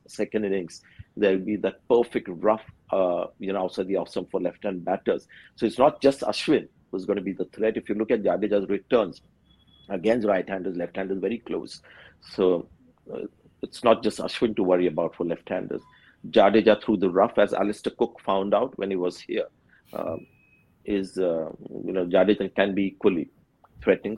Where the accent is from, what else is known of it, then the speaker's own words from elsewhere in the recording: India; an Indian who's watched a lot of cricket in India